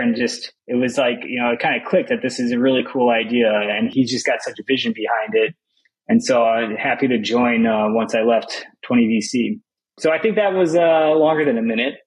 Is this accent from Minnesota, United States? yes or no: yes; Minnesota, United States; moved away as an adult; also born or lived in Madison, Wisconsin / France; I grew up in Minnesota, and I was there until I went to college in Madison, Wisconsin